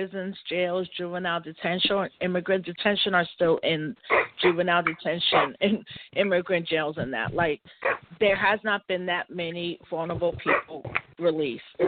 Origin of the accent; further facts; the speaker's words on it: New York City, New York, United States; also born or lived in Maryland / California; I grew up in New York City.